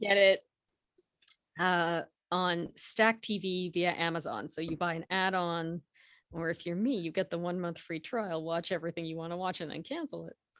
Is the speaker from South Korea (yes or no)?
no; Canada; I was born in Canada, my parents were born in Canada, their parents were born in Canada